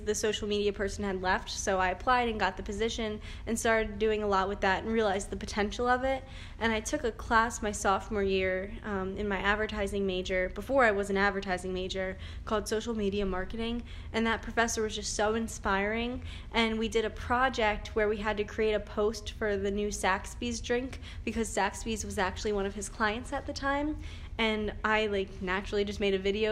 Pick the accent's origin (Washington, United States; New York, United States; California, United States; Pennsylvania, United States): Pennsylvania, United States; Warminster; I'm from Bucks County. I went to William Tennant High School. It's in Warminster, Pennsylvania.